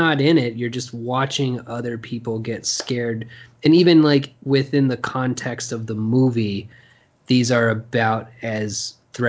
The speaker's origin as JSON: {"language": "English", "town": "Norman", "region": "Oklahoma", "country": "United States", "said": "anybody here from Oklahoma? And I was like, hey, me. And he was like, hey man, where are you from? And I said, Norman."}